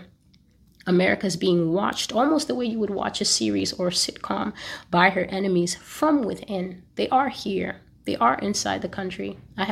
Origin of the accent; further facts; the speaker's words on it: United States; as an American